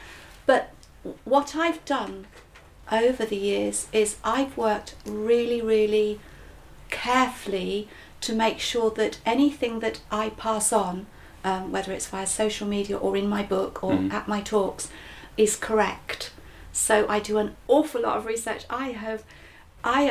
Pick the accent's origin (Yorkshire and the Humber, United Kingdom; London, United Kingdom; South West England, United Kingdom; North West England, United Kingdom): Yorkshire and the Humber, United Kingdom; accent: Yorkshire; my Yorshire accent